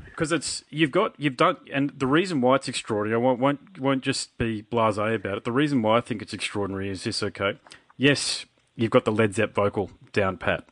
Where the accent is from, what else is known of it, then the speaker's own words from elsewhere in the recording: Australia; being Australian